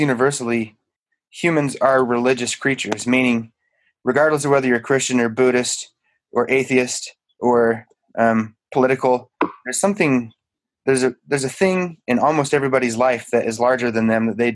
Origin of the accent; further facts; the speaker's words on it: Utah, United States; I grew up in Utah